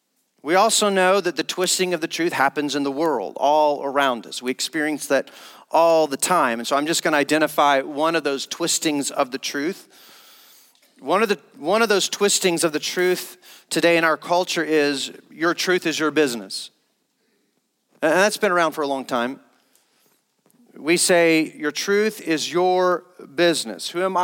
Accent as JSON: {"language": "English", "region": "the South", "country": "United States", "tie": "born or raised there", "said": "Growing up in Christendom, I grew up as a missionary around families that loved Jesus, but growing up in churches in the South"}